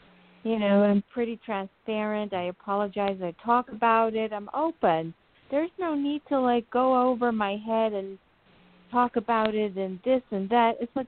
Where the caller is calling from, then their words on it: New Jersey, United States; From New Jersey.